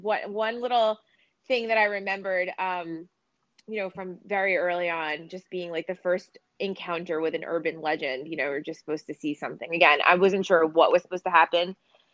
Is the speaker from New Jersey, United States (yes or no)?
yes; New Jersey, United States; I grew up here in New Jersey